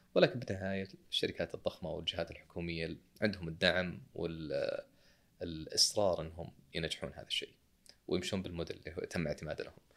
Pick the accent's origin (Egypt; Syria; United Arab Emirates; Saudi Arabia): Saudi Arabia; عندنا في السعوديه شركه اسمها كيورا